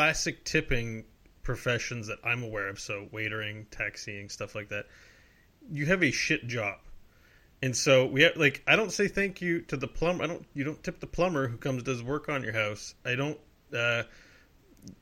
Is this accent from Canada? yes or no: yes; Canada; I'm a Canadian